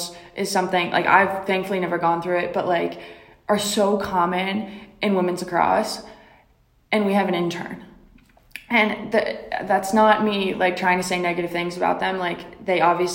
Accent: Rhode Island, United States; I'm from Rhode Island

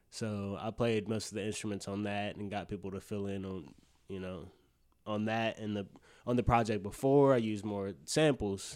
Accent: Birmingham, Alabama, United States; I'm from Alabama, Birmingham.

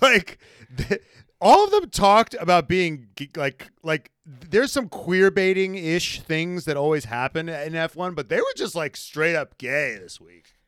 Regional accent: United States; being an American

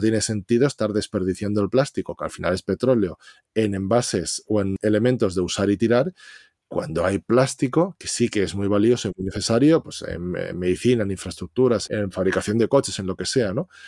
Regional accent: Valencia, Valencian Community, Spain; soy de Valencia

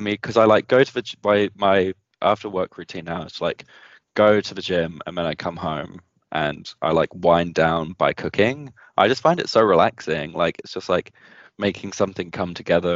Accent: United Kingdom; moved away as an adult; now in New Zealand; I miss being around British people as well

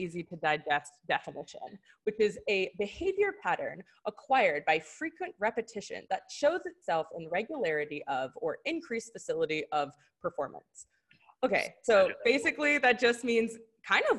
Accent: Philadelphia, Pennsylvania, United States; we're from Philly

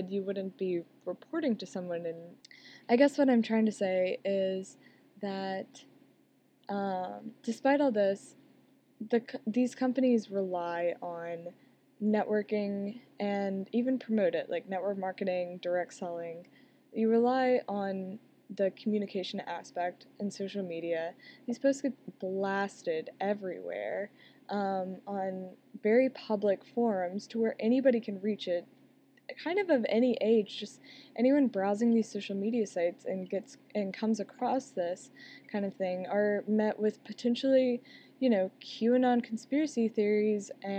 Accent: Alabama, United States; I'm from the South, I'm from Alabama

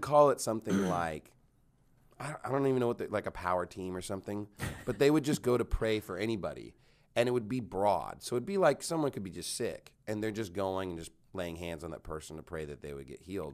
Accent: Canyon, Texas, United States; also born or lived in Houston, Texas / Phoenix, Arizona; now in Dallas-Fort Worth, United States; I lived in Canyon, but it's, like, ten minutes from Amarillo

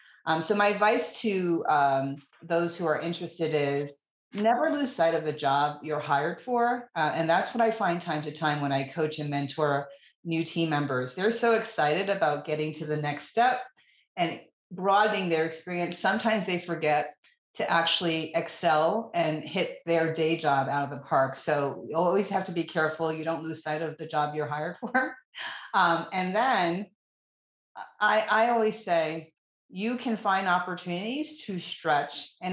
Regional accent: East Coast, United States; I'm from the East Coast. I would never move south of Virginia.

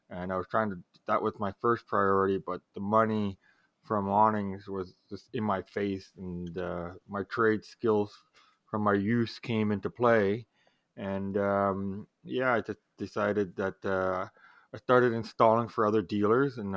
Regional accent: Canada; time I tell people from America I'm from Canada, especially on stage, immediately, eh?

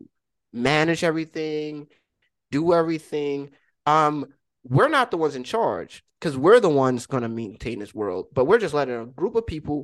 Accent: United States; As an American

